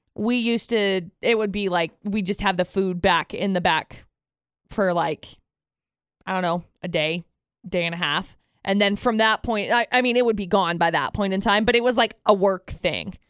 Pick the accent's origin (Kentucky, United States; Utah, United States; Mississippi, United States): Utah, United States; Brigham City; I grew up in Brigham City